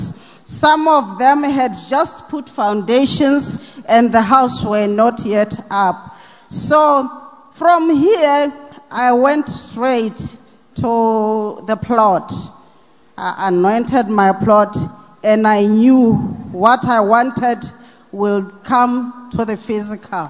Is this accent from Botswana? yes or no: yes; Botswana; from Botswana